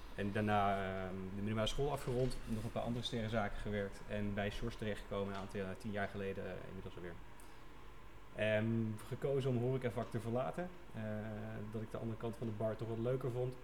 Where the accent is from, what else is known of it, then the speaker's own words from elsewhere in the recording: Venlo, Limburg, Netherlands; opgegroeid in Venlo